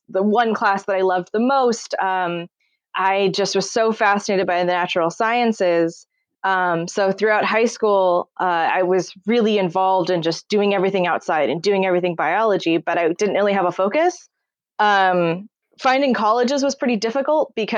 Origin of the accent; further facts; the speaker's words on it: Lafayette, California, United States; now in San Rafael, United States; I'm originally from Lafayette and Contra Costa County